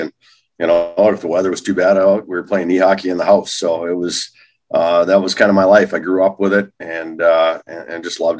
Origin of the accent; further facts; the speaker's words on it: Duluth, Minnesota, United States; I grew up in Duluth, Minnesota, hockey rink across the street from my house.